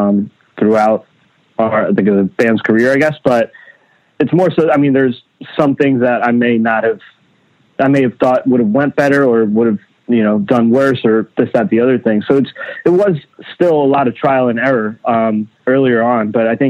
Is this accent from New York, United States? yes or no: yes; Long Island, New York, United States; also born or lived in Queens; I was born in Queens, Flushing, Queens, in like, you know, a one bedroom apartment with my family, my mom, my dad, my brother. And then around the ages, around like 4 or 5 years old, we moved to Long Island.